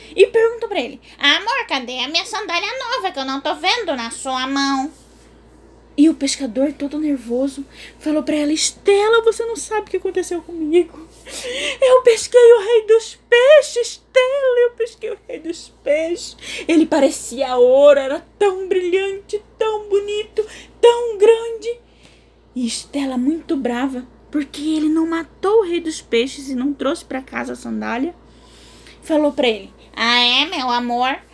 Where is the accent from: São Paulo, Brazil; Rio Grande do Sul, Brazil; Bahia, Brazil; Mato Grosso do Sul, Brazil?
Mato Grosso do Sul, Brazil; Corumbá; eu sou de Corumbá, Mato Grosso do Sul